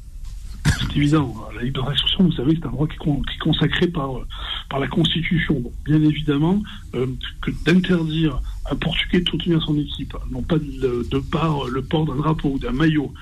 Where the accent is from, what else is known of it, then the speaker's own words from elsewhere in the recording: Marseille, Provence-Alpes-Côte d'Azur, France; on est quand même très communautaire à Marseille, vous le savez, on aime, on aime notre ville.